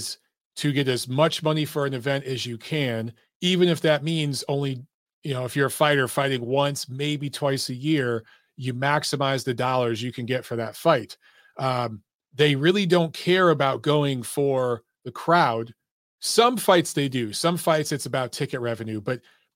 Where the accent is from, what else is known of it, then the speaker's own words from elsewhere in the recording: United States; as an American